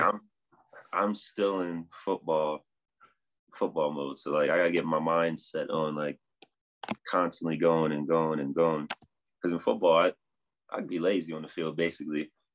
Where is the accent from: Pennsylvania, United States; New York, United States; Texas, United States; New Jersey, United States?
New Jersey, United States; now in Denver, United States; I'm originally from New Jersey